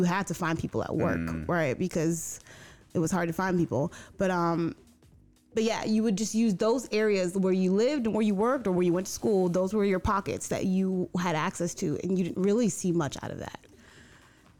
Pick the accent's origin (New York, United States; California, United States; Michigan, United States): New York, United States; now in Florida, United States; I'm from New York, so my neighborhood was my people